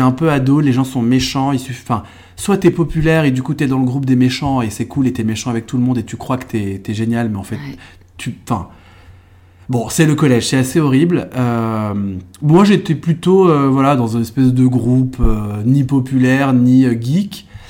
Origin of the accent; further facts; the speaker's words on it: Trappes, Yvelines, moved to Eure-et-Loir, Centre-Val de Loire, France; now in Paris, France; je suis né dans les Yvelines, donc dans, dans un département, euh, français, euh, très populaire, même, je suis, enfin, je suis même, je suis né à Trappes